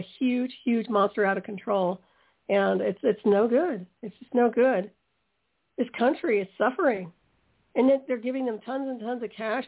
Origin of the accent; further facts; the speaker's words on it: United States; As an American